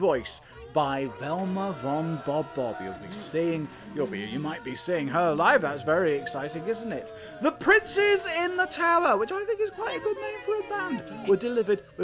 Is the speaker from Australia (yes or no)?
no; England, United Kingdom; having two Welsh parents and being brought up in England